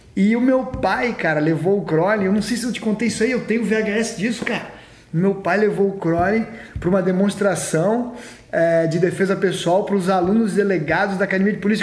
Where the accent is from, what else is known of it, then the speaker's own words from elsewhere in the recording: Florianópolis, Santa Catarina, Brazil; moved away; eu cresci em Floripa lá